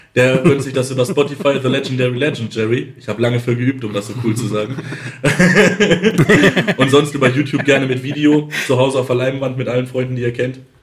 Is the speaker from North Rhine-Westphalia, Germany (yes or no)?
yes; Lemgo, North Rhine-Westphalia, Germany; ich komme aus Lemgo. Lemgo ist die Postleitzahl 32657